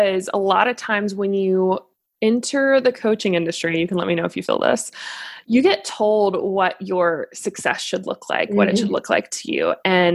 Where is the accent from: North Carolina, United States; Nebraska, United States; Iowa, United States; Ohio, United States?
North Carolina, United States; Cary; now in Charlotte, United States; I'm originally from Cary, North Carolina, currently in Charlotte with my husband